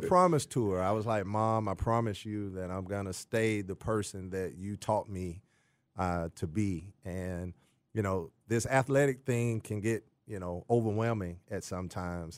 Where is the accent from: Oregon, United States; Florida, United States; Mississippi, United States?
Mississippi, United States; Jackson; moved away; also born or lived in Texas; I'm originally from Jackson, Mississippi.